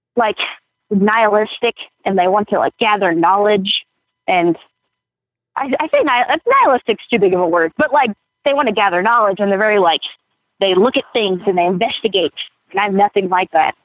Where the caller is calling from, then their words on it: Lafayette, Indiana, United States; I'm calling you from Lafayette, Indiana